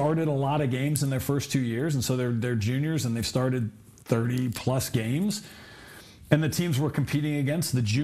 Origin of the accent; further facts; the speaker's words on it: Southern California, United States; growing up in Southern California